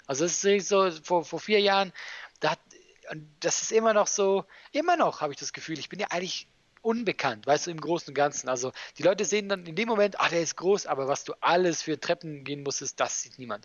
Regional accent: Switzerland; now in Germany; als Schweizer

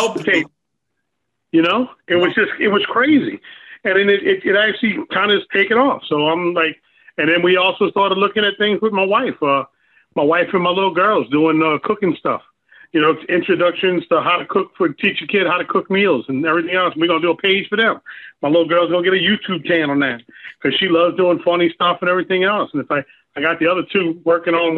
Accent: New Orleans, Louisiana, United States; now in Pineville, United States; I'm from New Orleans, man. So much culture in New Orleans. Now I live in Pineville, Louisiana

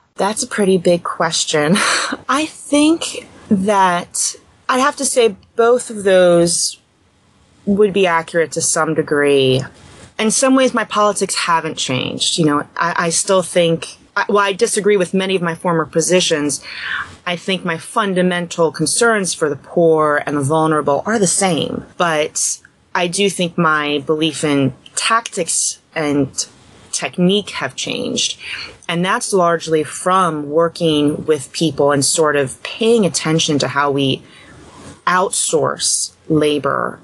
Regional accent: Montgomery County, Maryland, United States; moved away as an adult; also born or lived in New Jersey; now in Pittsburgh, United States; I was raised in Montgomery County, Maryland

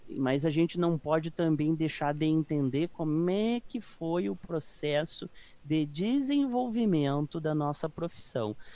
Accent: Caçapava do Sul, Rio Grande do Sul, Brazil; moved away as an adult; now in São Paulo, Brazil; sou do, do interior do Rio Grande do Sul, de Caçapava do Sul

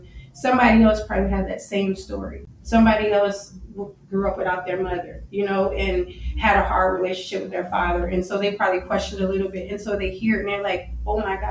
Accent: Las Vegas, Nevada, United States; also born or lived in New Orleans, Louisiana; I'm originally from, born in New Orleans, Louisiana, but I was raised in Las Vegas

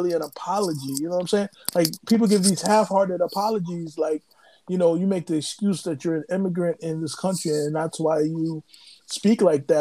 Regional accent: United States; I'm from the United States

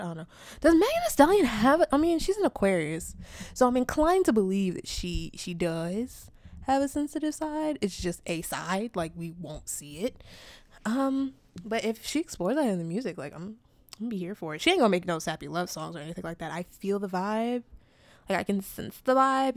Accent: New York, United States; I'm also from New York

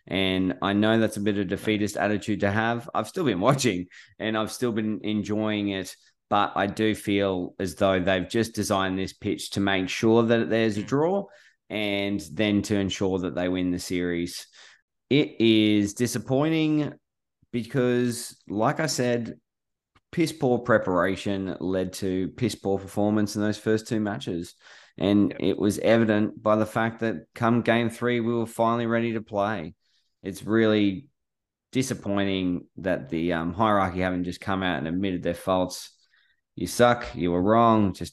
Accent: Queensland, Australia; I'm a Queenslander through and through.

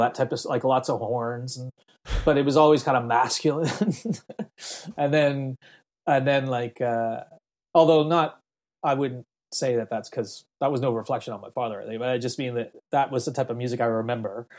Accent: Halifax, Nova Scotia, Canada; moved away as an adult; also born or lived in Belfast, Northern Ireland / Jamaica; I settled in Middlesackville, which is outside of Halifax, and started to go to elementary school there, which is grade four or something, grade five, that's when I really was living in, in Canada

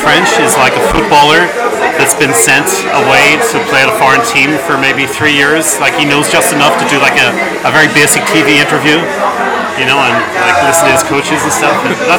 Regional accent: Belfast, Northern Ireland, United Kingdom; moved away as an adult; also born or lived in York / London; now in Paris, France; From the north of Ireland, from Belfast.

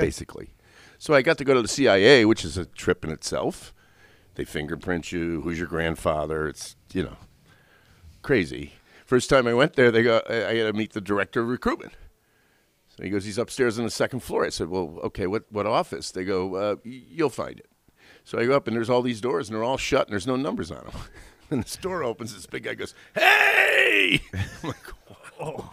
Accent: West Seneca, New York, United States; moved away as an adult; also born or lived in South Buffalo, New York / Lackawanna, New York; I was born on, uh, in South Buffalo off South Park. Ended up moving to Lackawanna in Ridgewood Village. and then West Seneca when I was about ten

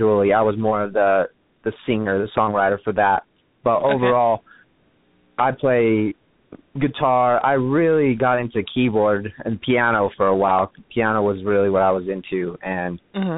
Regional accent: California, United States; moved away as an adult; now in Texas, United States; I'm actually from California

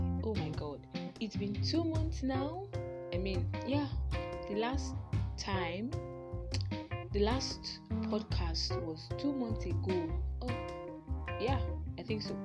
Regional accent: Nigeria; as a Nigerian gay, as a Nigerian fine gay or Nigerian woman, lady, girl

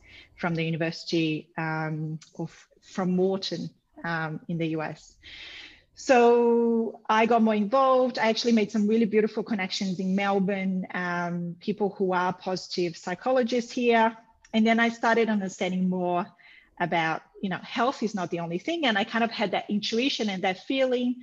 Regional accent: Brazil; moved away; I'm from Brazil originally

